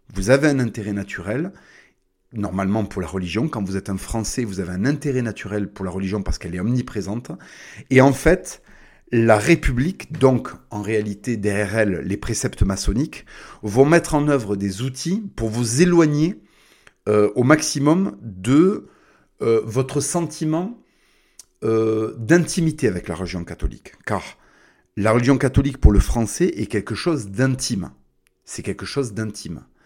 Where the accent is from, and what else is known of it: France